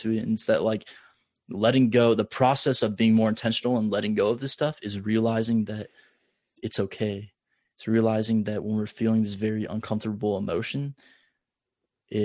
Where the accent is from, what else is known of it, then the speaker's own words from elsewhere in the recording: Omaha, Nebraska, United States; Omaha, my hometown.